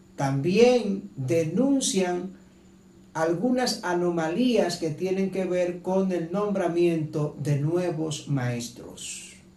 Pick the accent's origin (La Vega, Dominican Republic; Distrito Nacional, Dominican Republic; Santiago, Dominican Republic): Santiago, Dominican Republic; Santiago de los Caballeros; yo soy hijo de Santiago